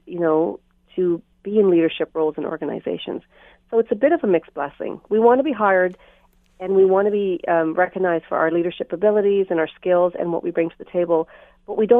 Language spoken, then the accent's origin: English; Canada; also born or lived in Trinidad; I was born in Trinidad, but I came here when I was 5. So although I consider myself Canadian because my values are Canadian and I was brought up as a Canadian